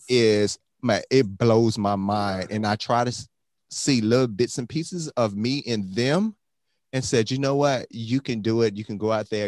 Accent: Miami, Florida, United States; I grew up in Miami

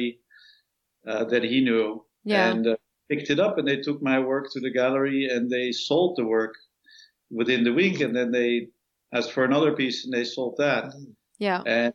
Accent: Amsterdam, North Holland, Netherlands; moved away as an adult; now in New York, United States; I grew up in Amsterdam and had a nice adolescence there

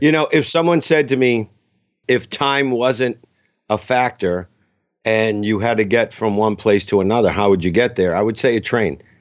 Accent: Boston, Massachusetts, United States; also born or lived in Los Angeles; now in New Hampshire, United States; I grew up in Boston. I live in New Hampshire

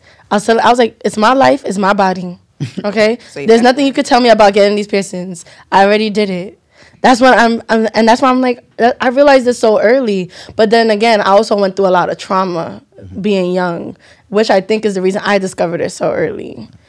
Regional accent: United States; especially us being Nigerian Americans, that it wasn't us hiding ourselves.

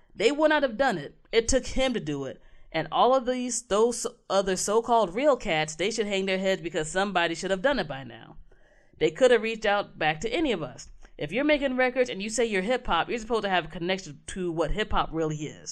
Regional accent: Maryland, United States; my home state

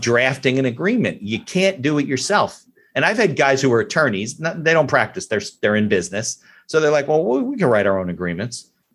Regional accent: New Jersey, United States; we're from New Jersey

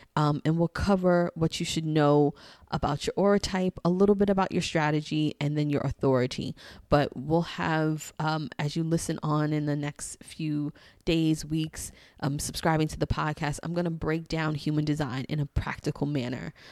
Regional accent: New York City, New York, United States; I'm from New York. I'm from Queens, Queens in the house

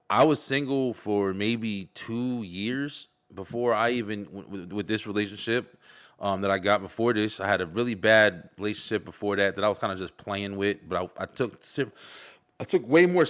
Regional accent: Elizabeth, New Jersey, United States; moved away; born and raised in Jersey, Elizabeth, New Jersey, right by New York

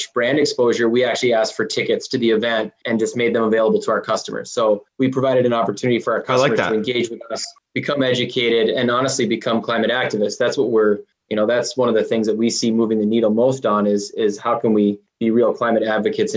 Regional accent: Minnesota, United States; accent: Minnesotan; we certainly sound like Canadians. A lot of Minnesotans do. It depends like who I'm talking to, how bad that accent's gonna get.

